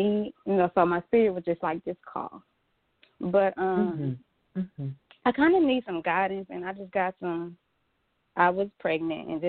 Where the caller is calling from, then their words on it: Jackson, Mississippi, United States; I'm calling from Jackson, Mississippi